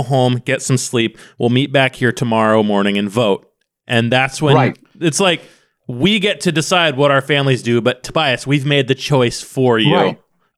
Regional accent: Ireland; I'm from Ireland.

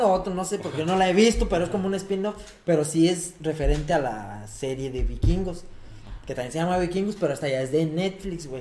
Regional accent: Mexico; nosotros que somos de México

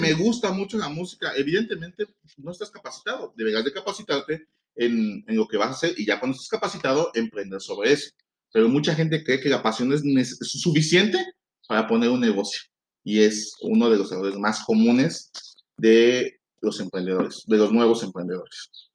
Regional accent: Veracruz, Mexico; moved away; yo soy de Veracruz, entonces allá la comida es completamente diferente a la de acá

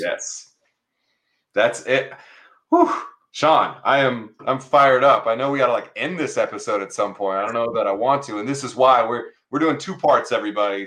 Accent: San Diego, California, United States; moved away; I'm a San Diego kid too.

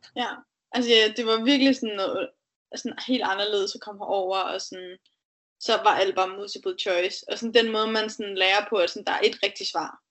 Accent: Denmark; now in United States; derhjemme i Danmark

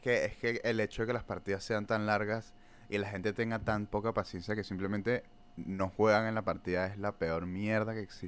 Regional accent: Peru; en mi época como buen peruano

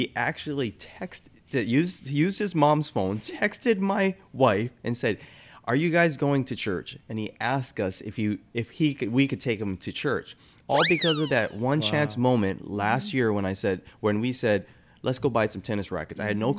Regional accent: Hawaii, United States; moved away; I grew up with a single mom myself, you know, growing up in Hawaii.

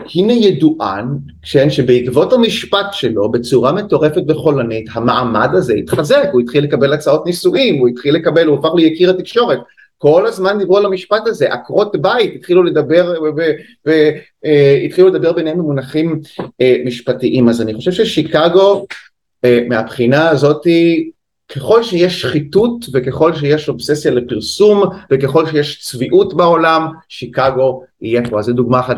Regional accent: Haifa, Haifa District, Israel; moved away as an adult; also born or lived in England / New York; אני במקור מהקריות, מחיפה.

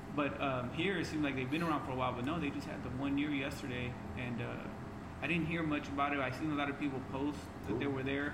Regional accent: Fresno, California, United States; growing up in the West Side

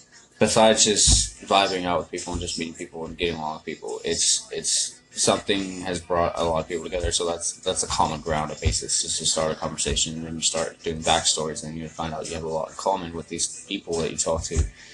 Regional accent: San Diego, California, United States; also born or lived in Arizona / East Coast; I grew up in San Diego, California. Moved around from Arizona to the East Coast, and then from the East Coast back.

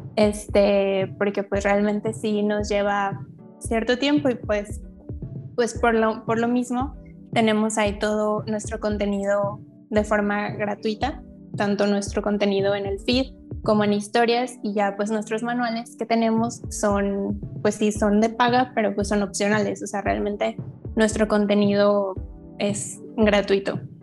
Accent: Guadalajara, Jalisco, Mexico; tengo 23 años, soy de Guadalajara, Jalisco

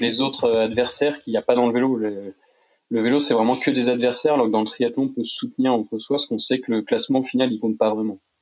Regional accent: Tours, Centre-Val de Loire, France; on est originaire de Tours à la base

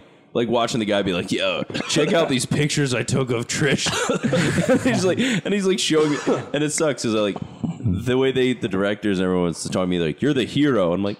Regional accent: Philadelphia, Pennsylvania, United States; I'm more from Philadelphia, so I don't know the area.

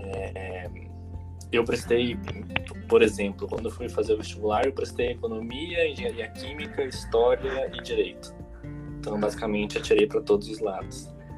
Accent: Brazil; moved away as an adult; now in São Paulo, Brazil; eu não sou de São Paulo, eu sou do interior, vim para cá para fazer faculdade

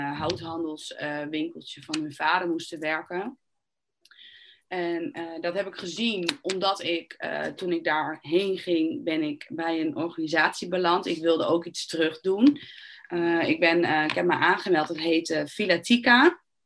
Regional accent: Netherlands; je bent eigenlijk als Nederlander of als Europeaan

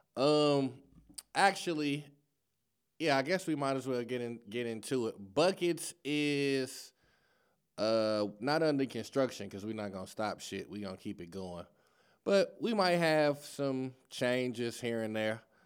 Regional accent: Chicago, Illinois, United States; now in St. Louis, United States; I'm from Chicago

